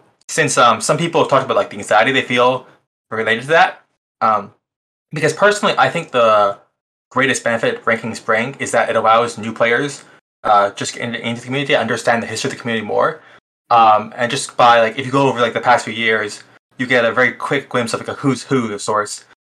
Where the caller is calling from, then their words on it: Toronto, Ontario, Canada; I'm calling in from Toronto, Ontario, Canada.